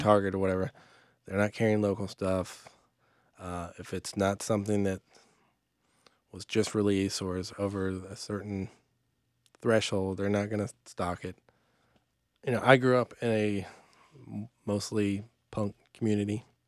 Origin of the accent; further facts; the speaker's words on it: Atlanta, Georgia, United States; now in Charlotte, United States; I grew up in Atlanta